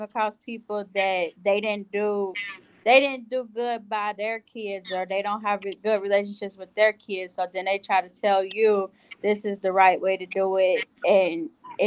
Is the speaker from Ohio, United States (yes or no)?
yes; Ohio, United States; I'm from Ohio. So our high school, we had an actual daycare connected to our high school